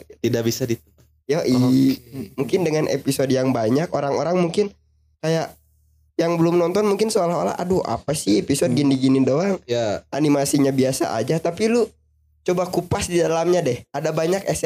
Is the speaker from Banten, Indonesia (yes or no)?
no; West Java, Indonesia; semua, apalagi kita orang Sunda